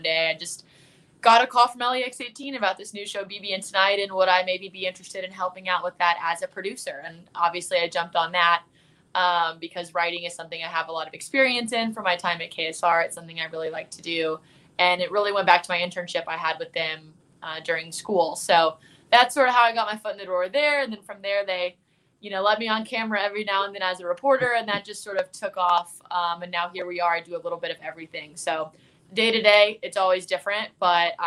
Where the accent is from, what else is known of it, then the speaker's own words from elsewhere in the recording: Lexington, Kentucky, United States; I'm from Kentucky, actually from right here in Lexington. I went to Dunbar for high school